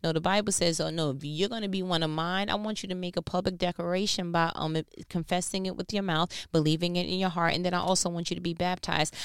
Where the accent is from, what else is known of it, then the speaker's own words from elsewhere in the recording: New York, United States; I'm from New York